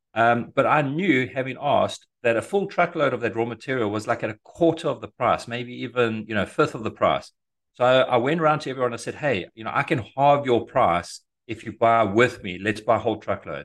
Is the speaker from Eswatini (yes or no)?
yes; Eswatini; moved away as an adult; also born or lived in South Africa; now in United States; I'm originally from Africa, uh, from a tiny little, uh, landlocked country called Swaziland, squashed between South Africa and Mozambique.